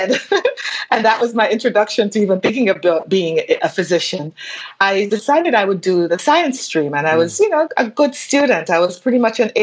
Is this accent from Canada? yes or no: no; Saint Andrew, Jamaica; now in New York City, United States; I definitely was born in Jamaica